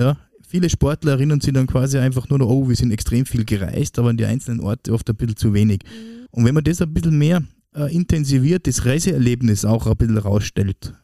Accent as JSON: {"language": "German", "country": "Austria", "said": "als Österreicher"}